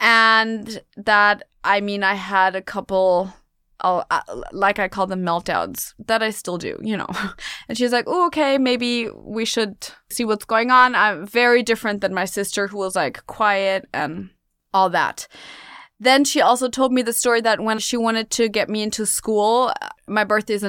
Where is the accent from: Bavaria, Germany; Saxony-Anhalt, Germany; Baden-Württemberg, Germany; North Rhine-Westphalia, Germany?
Bavaria, Germany; Munich; now in New York City, United States; I was born and raised in Munich, Germany. I'm half American, though. My mom is American. And I'm now living in New York City again